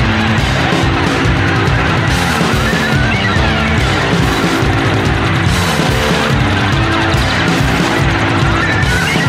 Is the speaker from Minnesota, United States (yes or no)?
yes; Minnesota, United States; we're Minnesotan